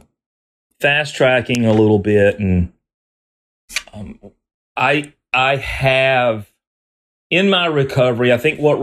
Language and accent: English; the South, United States; I grew up in the South